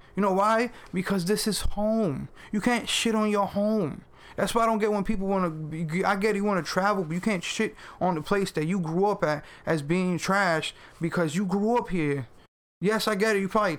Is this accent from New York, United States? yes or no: yes; New York, United States; I'm from New York.